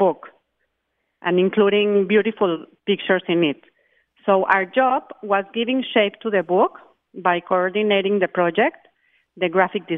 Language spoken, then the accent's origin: English; Mexico City, Mexico; moved away as an adult; now in Miami, United States; I am originally from Mexico City